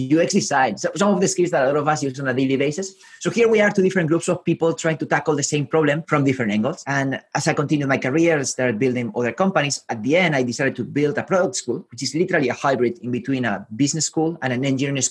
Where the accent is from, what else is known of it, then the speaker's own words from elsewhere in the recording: Spain; also born or lived in Santiago, Chile; now in San Francisco, United States; I was born in Spain. I lived in South America, in Santiago, in Chile